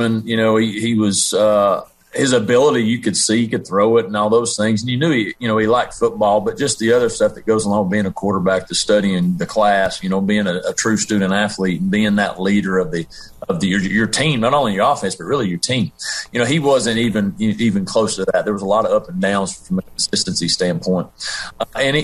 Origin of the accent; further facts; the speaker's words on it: Tennessee, United States; now in Conway, United States; my elementary middle school days growing up in Tennessee